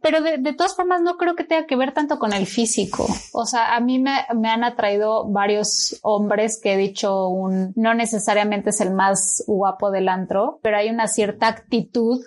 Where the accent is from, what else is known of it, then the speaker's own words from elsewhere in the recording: Mexico; moved away; also born or lived in Chile; soy mexicana